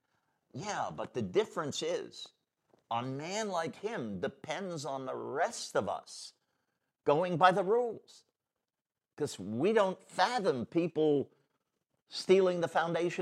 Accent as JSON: {"language": "English", "town": "New York City", "region": "New York", "country": "United States", "said": "I'm from New York City"}